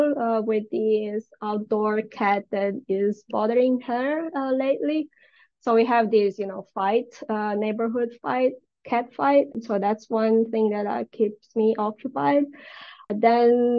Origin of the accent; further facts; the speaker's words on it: Italy; moved away as an adult; now in United States; I was born in Italy and grew up, I stayed there for 30 years and then I moved here.